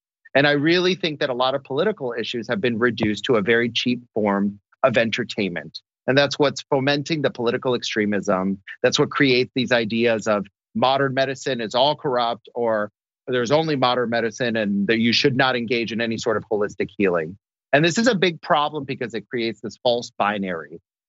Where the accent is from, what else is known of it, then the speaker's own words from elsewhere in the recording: Orlando, Florida, United States; I'm from Orlando, Florida.